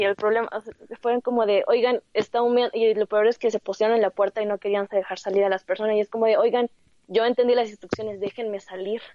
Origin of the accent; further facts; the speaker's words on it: Mexico; somos mexicanos